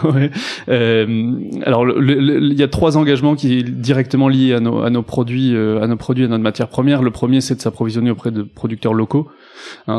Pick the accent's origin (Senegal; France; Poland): France; Bordeaux, Nouvelle-Aquitaine; je suis bordelais d'origine